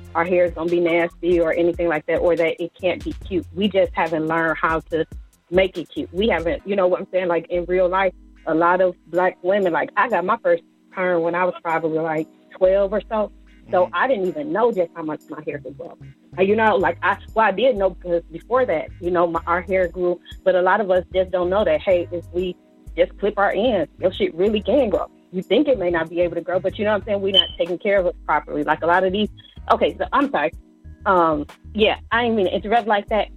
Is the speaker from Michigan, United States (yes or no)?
yes; Detroit, Michigan, United States; I was born and raised in Detroit